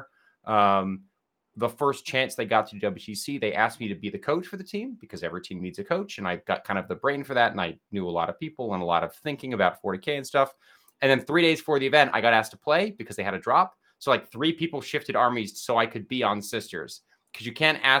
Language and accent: English; New Jersey, United States; moved away as an adult; now in Oxford, United Kingdom; I grew up in New Jersey, very proud of New